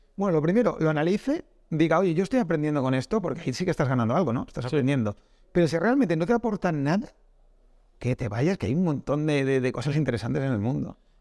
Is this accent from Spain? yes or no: yes; Castile, Spain; soy de Castilla y ahí hay pueblos muy pequeños